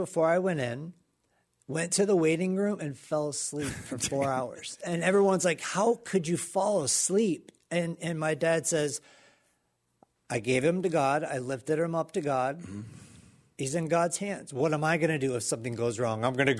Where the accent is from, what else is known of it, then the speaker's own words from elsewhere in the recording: Pensacola, Florida, United States; Pensacola, Florida.